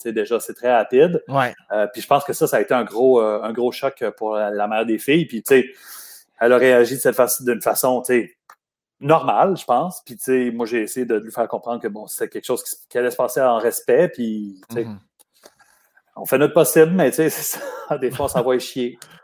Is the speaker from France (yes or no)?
no; Montreal, Quebec, Canada; also born or lived in Lachenaie; je suis né à Montréal, puis après ça, pour mon adolescence, on est déménagé euh, en banlieue. On est allé à Lachenay.